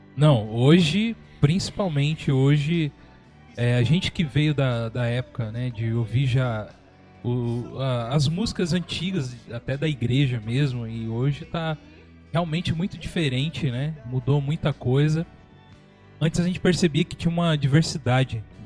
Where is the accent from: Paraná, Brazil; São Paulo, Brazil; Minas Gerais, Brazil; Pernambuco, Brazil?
São Paulo, Brazil; moved away as an adult; now in São José dos Campos, Brazil; eu era de São Paulo, né? Hoje a gente está aqui em São José dos Campos. Mas minha infância foi em São Paulo, minha adolescência lá também